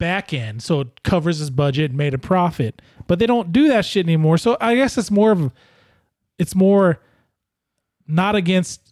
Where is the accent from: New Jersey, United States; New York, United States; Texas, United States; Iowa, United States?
Iowa, United States; moved away; also born or lived in Tucson; In my hometown in Iowa, we had our little movie store